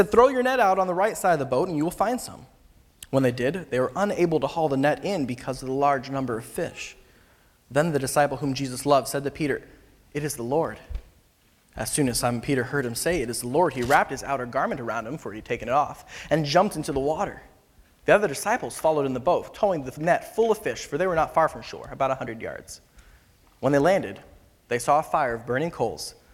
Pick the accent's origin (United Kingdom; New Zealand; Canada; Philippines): Philippines; moved away as an adult; now in California, United States; So I grew up in the Philippines uh, from the time I was about two years old till pretty much exclusively, except for a couple, you know, a year here, here and there, um, until about I graduated from high school, and then I came back here to California